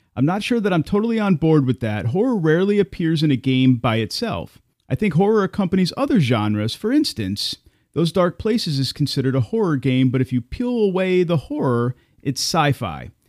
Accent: United States; as an American

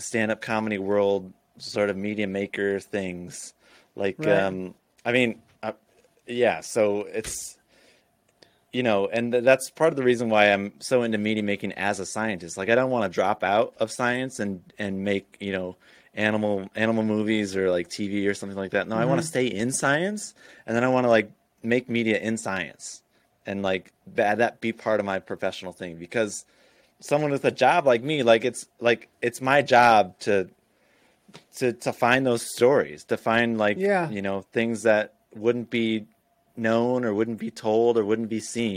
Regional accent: Florida, United States; also born or lived in Illinois; I grew up half in Illinois, half in Florida, like the later half of my childhood in Florida

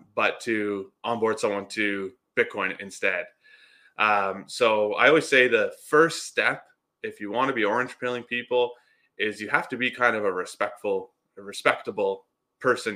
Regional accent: Canada

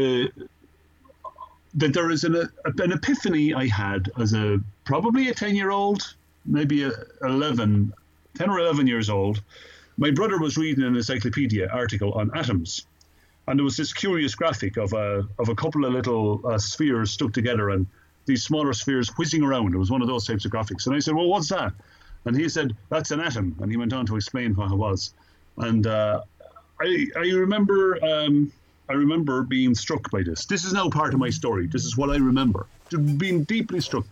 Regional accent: Ireland; moved away as an adult; also born or lived in Dublin, Ireland; now in United States; I came here in 1995. And I came over here from Ireland. I got a degree in mathematics and physics in Dublin

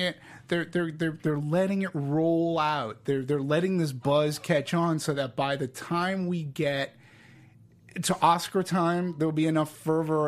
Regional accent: Peabody, Massachusetts, United States; now in California, United States; I'm from Boston. I live, I, from a town called Peabody, which is no more but a half hour or so away from Manchester

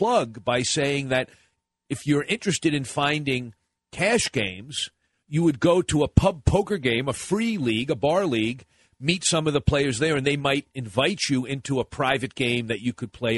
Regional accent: Boston, Massachusetts, United States; I'm from Boston

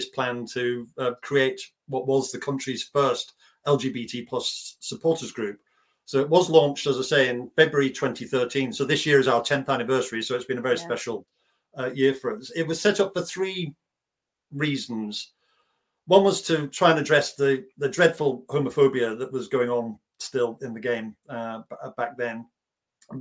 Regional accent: North Lancashire, North West England, United Kingdom; also born or lived in Northern Ireland; I was born in Northern Ireland, of all places, and then was raised in North Lancashire.

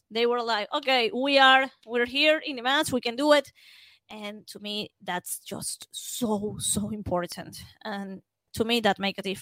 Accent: Venezuela; English is a second language; I'm from Venezuela, and this is um, a country that the main sport is baseball.

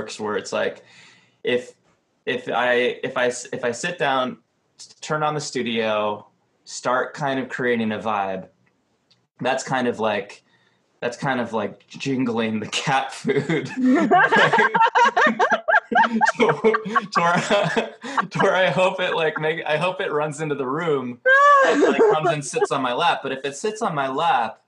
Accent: Cleveland, Ohio, United States; now in Los Angeles, United States; I've lived in LA too long. Like, I grew up in Cleveland

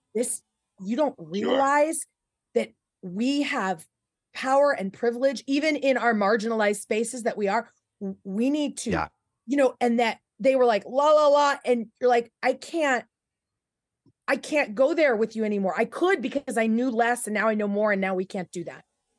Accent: Porterville, California, United States; I was from Porterville, which is the California Green Acres.

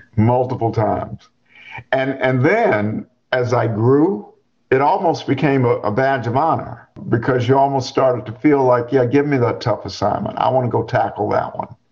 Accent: Charlotte, North Carolina, United States; now in Chapel Hill, United States; I grew up outside of Charlotte, North Carolina, one of nine children, grew up on the farm

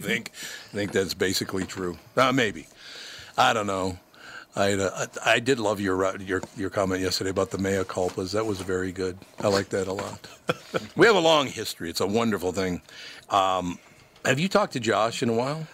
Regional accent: Minnesota, United States; I was born here. I love Minnesota. I grew up in Minnesota

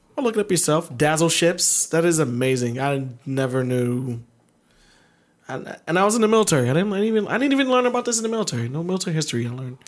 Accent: Baltimore, Maryland, United States; moved away; I'm from Baltimore.

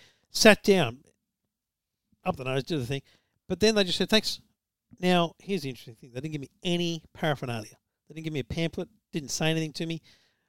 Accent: Queensland, Australia; I'm a Queenslander

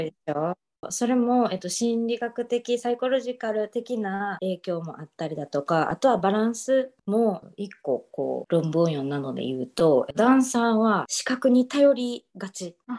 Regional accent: Osaka, Japan; also born or lived in Dallas, Texas / Romania / Uruguay; now in Little Rock, United States; 出身は大阪です

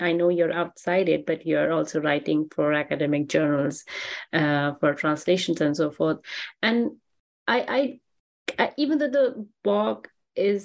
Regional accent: India; now in Germany; as an Indian

